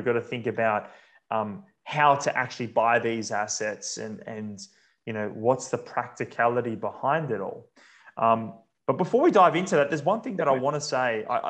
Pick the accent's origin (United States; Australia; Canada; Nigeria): Australia; as an Australian